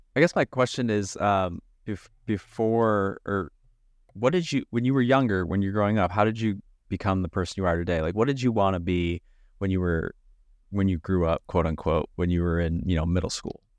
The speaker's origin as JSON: {"language": "English", "region": "Midwest", "country": "United States", "tie": "born or raised there", "said": "growing up and living in the Midwest"}